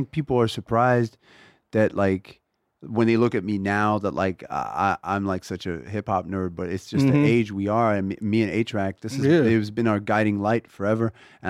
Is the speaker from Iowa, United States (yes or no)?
no; Texas, United States; We want to be the … of funk. I'm from Texas. They're the biggest influence on ….